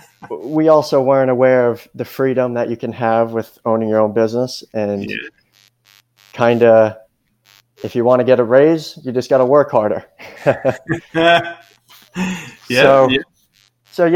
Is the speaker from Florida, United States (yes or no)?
yes; Fort Myers Beach, Florida, United States; We grew up down on Fort Myers Beach, and now we live out in Fort Myers